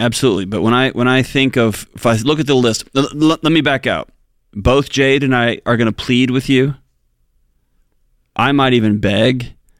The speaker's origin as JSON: {"language": "English", "town": "Houston", "region": "Texas", "country": "United States", "tie": "born or raised there", "said": "I grew up in Houston."}